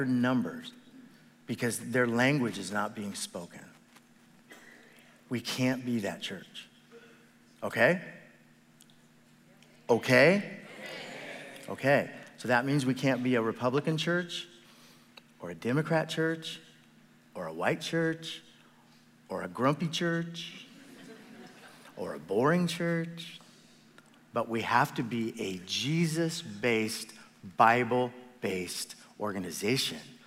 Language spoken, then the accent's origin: English; Midwest, United States; moved away; I was raised in the Midwest